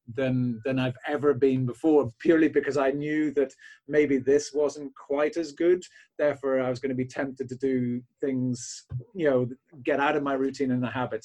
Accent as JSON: {"language": "English", "town": "Belfast", "region": "Northern Ireland", "country": "United Kingdom", "moved": "yes", "lives_now": "County Cork, Ireland", "said": "my practice actually is down south in County Cork, but I'm from Belfast originally"}